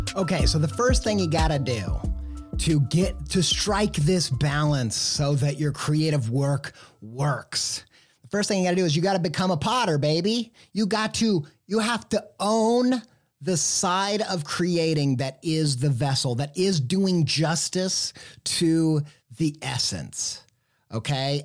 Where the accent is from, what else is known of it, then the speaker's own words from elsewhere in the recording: Midwest, United States; I grew up in the Midwest